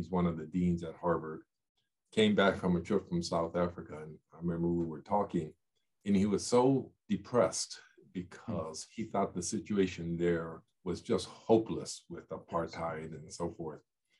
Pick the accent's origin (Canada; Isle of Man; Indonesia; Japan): Japan; Yokohama, Kanagawa; born there; I was born in Yokohama, as you mentioned. I was raised by my mother, who's Japanese, for the first part of my life.